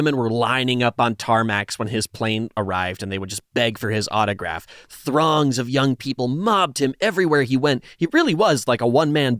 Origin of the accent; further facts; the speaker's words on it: Canada; I am very Canadian in that respect. I'm always apologizing.